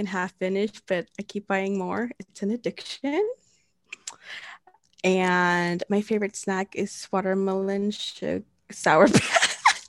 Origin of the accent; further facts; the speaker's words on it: Austin, Texas, United States; I'm from Austin, Texas